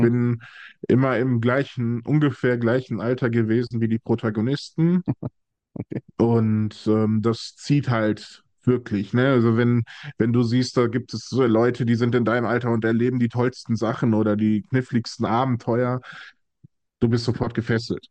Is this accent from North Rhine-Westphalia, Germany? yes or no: yes; Essen, North Rhine-Westphalia, Germany; Ich äh, bin ein Ruhrpottkind. Ich komme aus dem tiefsten Ruhrgebiet, nämlich Essen